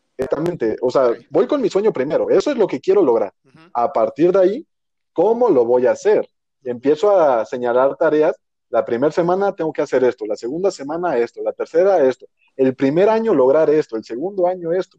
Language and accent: Spanish; Mexico